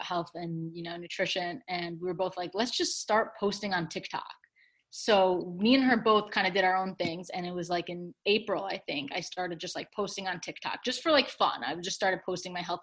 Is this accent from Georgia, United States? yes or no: no; Chicago, Illinois, United States; moved away as an adult; also born or lived in Michigan; I'm from Chicago originally, but I went to the University of Michigan for undergrad